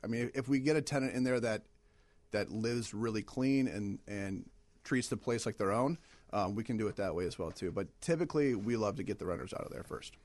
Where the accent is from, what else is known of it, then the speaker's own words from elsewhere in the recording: Michigan, United States; moved away as an adult; also born or lived in Ohio; now in Chicago, United States; I'm originally from Michigan